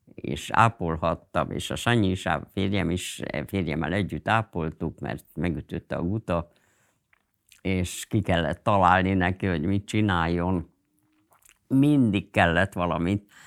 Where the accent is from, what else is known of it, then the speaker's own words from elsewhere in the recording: Budapest, Hungary; Pesti is voltam, tehát az, hogy egy cigarettázó Pesti zsidó lány